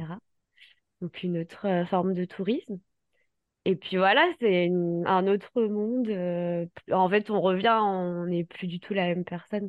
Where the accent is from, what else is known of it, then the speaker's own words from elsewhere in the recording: Paris, Île-de-France, France; je, suis originaire du sud de la France, mais j'ai grandi à Paris.